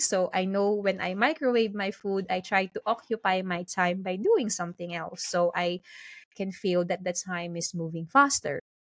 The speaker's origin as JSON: {"language": "English", "country": "Philippines", "moved": "yes", "lives_now": "London, United Kingdom", "said": "I'm currently based in London, but originally I'm from the Philippines"}